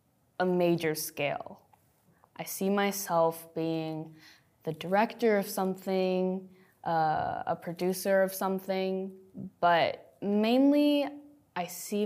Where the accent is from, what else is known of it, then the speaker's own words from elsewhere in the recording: United States; And a lot of the times I feel like I'm not Mexican enough or I'm not Filipino enough, especially when you grow up in the U.S., but you are multi-ethnic.